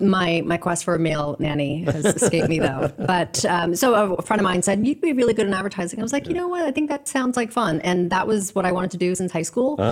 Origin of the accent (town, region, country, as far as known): Queens, New York, United States; born or raised there